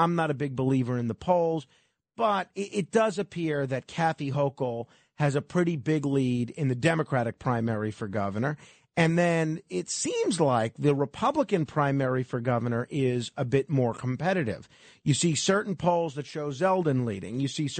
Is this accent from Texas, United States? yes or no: no; New York, United States; I'm a New Yorker. I grew up here